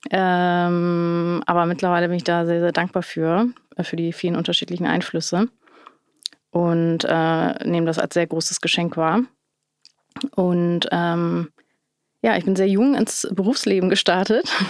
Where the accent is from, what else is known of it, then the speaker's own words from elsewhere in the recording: Hamburg, Germany; ich bin in Hamburg-Wilhelmsburg aufgewachsen. Das ist, äh, ich meine, Stadtteil, der sehr divers ist und von sehr unterschiedlichen Kulturen geprägt ist.